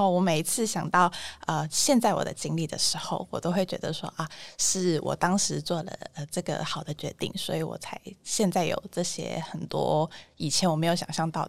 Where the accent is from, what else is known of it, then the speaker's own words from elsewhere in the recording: Hong Kong; moved away as an adult; also born or lived in Taipei; 因为我是。一个香港人，然后我在台北念大学嘛，然后我觉得对于自己的经历最大的一个转折点就在于我从香港来到台北念书的这个过程，就是离乡背井嘛。